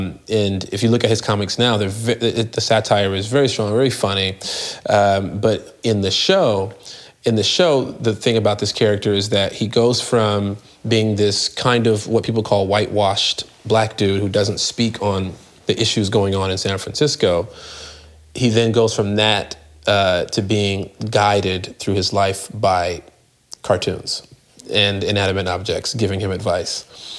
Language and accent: English; London, United Kingdom; I am British. I only do American. Just to stay in rhythm with my American dialect, but born and raised in London.